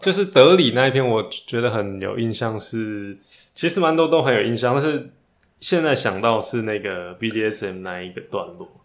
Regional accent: Taiwan; 台湾我们自己也在这个状态，是。在一个非常保守跟前卫当中转变

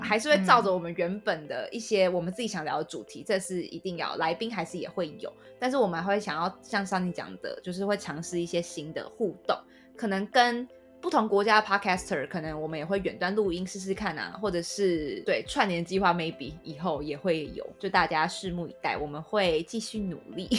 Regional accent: Taiwan; 身为台湾人

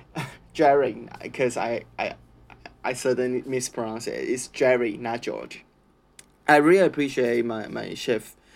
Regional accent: Taichung, Taiwan; English is a second language; moved away as an adult; now in Australia; in Taiwan, I'm from Taichung

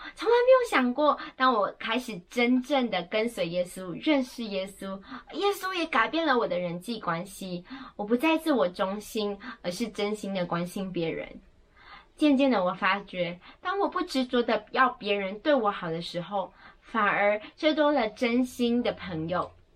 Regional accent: Malaysia; 我是马来西亚人

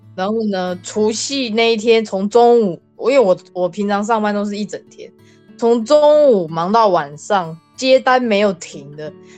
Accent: Taiwan; moved away; 像我们台湾人的话，我们是吃元宵，诶，不，冬至我们是吃汤圆嘛

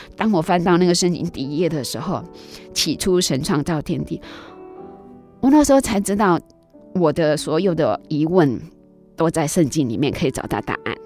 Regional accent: Kaohsiung, Taiwan; 我记得我那时候小时候是住在那个内门。 高雄内门，嗯哼。那是没有水，没有电，那个民国， 我出生， 我是五十五年次的嘛

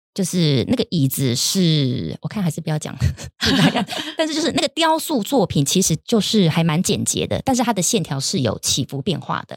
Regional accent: Taiwan; 我们台湾人

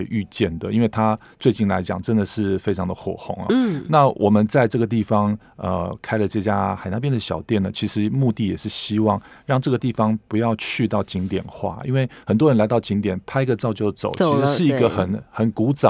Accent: Taipei, Taiwan; moved away as an adult; now in Keelung, Taiwan; 从小住在大安区哦，搬到啊海港边哦

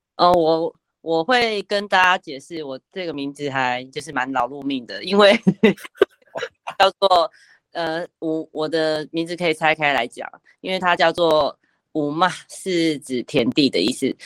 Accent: Taipei, Taiwan; 我是一个从小在，呃，出生在台北的一个 ，呃，都市原住民的小孩。那我本身的原乡的部落是在，呃，妈妈是花莲凤信里的，凤，凤林镇凤信里，凤信部落的，呃，族人。那我，我父亲这边是属于寿丰乡溪口部落这样子。我平常会这样子去介绍我的原乡。那我从小出生在台北

